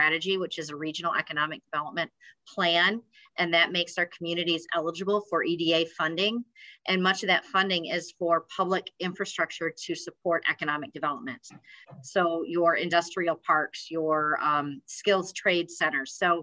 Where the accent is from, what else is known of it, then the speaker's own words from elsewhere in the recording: West Michigan, United States; I grew up in West Michigan